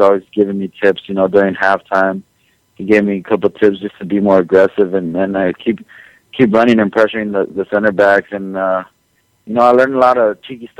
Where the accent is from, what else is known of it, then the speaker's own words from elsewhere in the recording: Los Angeles, California, United States; LA is, you know, it's my hometown